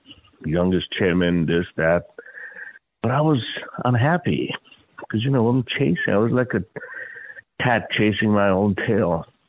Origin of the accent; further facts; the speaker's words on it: Mandalay, Mandalay Region, Myanmar; born there; also born or lived in India; So, I was born in Burma, Mandalay, youngest of seven kids. Find myself next in India. My dad had come back to India from Burma for whatever reason.